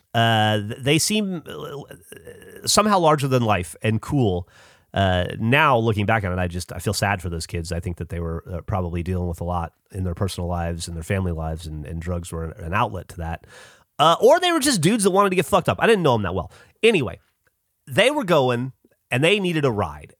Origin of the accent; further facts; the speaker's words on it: the South, United States; growing up in the South